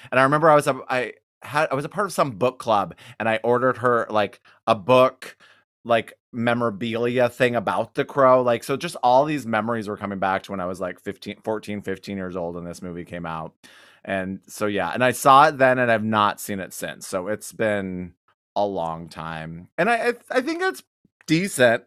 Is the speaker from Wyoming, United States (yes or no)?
yes; Wyoming, United States; I'm from Wyoming